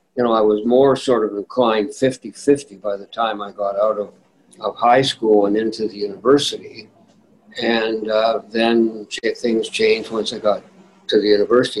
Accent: Winnipeg, Manitoba, Canada; I grew up in St. Vital

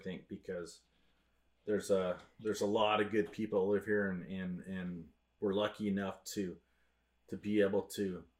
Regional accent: Wenatchee, Washington, United States; when I grew up in Wenatchee, it was probably... Well, it wasn't probably. It was half the size it is now.

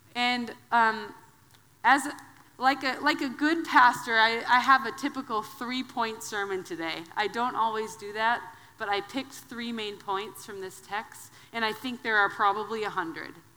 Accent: Wisconsin, United States; I'm from the Midwest. I'm a Wisconsin girl.

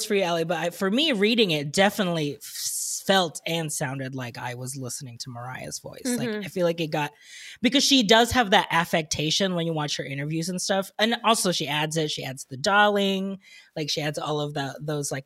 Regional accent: Philippines; born or raised there

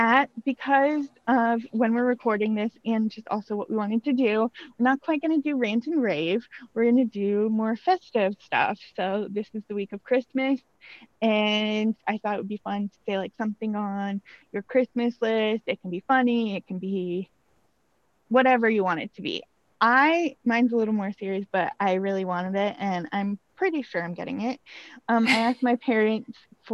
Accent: United States; as an American

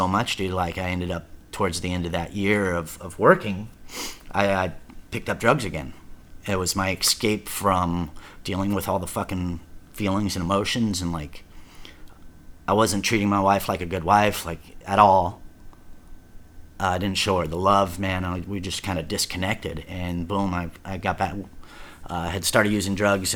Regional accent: Garden Grove, California, United States; moved away; also born or lived in Lake Havasu, Arizona; I'm from Orange County.

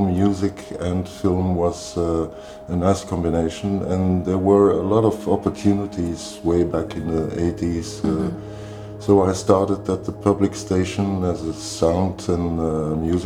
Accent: Brussels, Brussels-Capital Region, Belgium; now in Mechelen, Belgium; I'm from Belgium. I'm from Brussels. I was born in Brussels and living in Mechelen

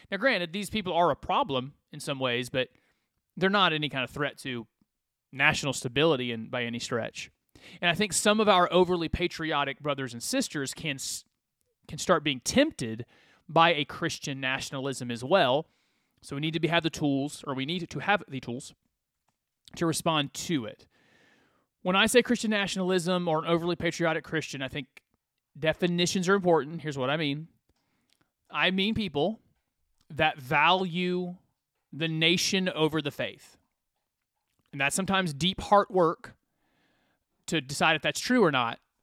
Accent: United States; I'm an American

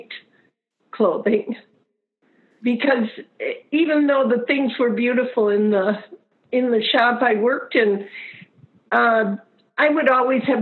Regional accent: Rochester, Minnesota, United States; I'm actually a native of Rochester

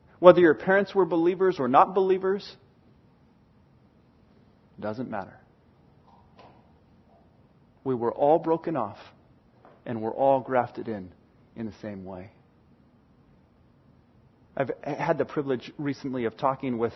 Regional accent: United States; As an American

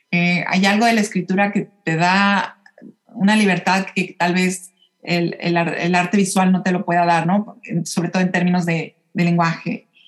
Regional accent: Mexico City, Mexico; Claro, sí, yo, yo nací y crecí en la Ciudad de México em, y siempre hubo ahí algo como, como un poquito de incomodidad

